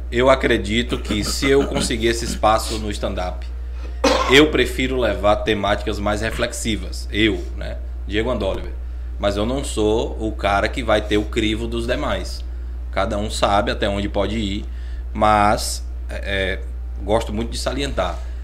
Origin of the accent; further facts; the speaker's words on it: Vitória da Conquista, Bahia, Brazil; moved away; Venho de Vitória da Conquista, eu sou ator